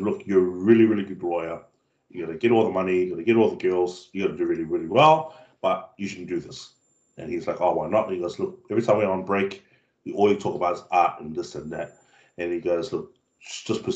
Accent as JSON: {"language": "English", "country": "Cook Islands", "tie": "born or raised there", "also_born_or_lived": "New Zealand", "said": "being brought up on a small island of Moke where everything was traditional back home, bro. Like, it's very traditional. And I didn't know how, because I moved from New Zealand to the Cook Islands when I was about 8"}